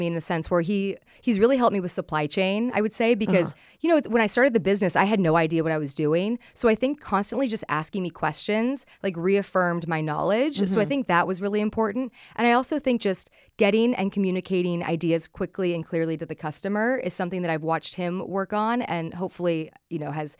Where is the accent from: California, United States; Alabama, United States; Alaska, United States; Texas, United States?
California, United States; Palos Verdes; So I grew up in California in a place called Palos Verdes. It's like this ocean community that's really rooted in ocean culture.